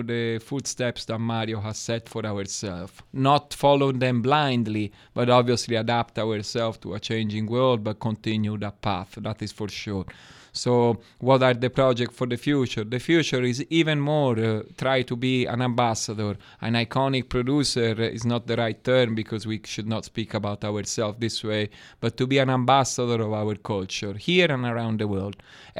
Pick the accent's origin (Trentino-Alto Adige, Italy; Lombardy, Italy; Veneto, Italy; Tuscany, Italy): Tuscany, Italy; Florence; English is a second language; moved away as an adult; also born or lived in Friuli; I'm from Florence.